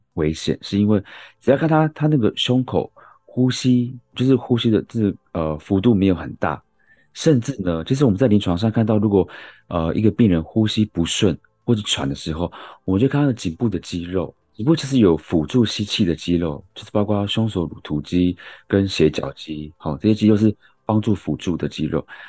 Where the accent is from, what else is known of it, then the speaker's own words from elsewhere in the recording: Yilan County, Taiwan; moved away; 我是宜兰人